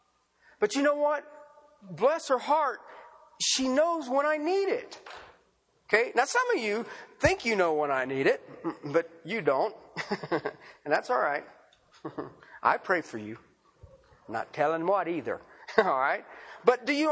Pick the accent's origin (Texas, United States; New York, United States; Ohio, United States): Ohio, United States; moved away; where I grew up at in Ohio